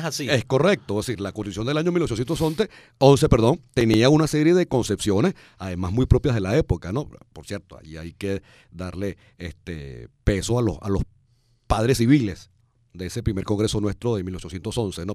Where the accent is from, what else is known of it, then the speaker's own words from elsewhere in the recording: Venezuela; quiénes somos o cómo somos los venezolanos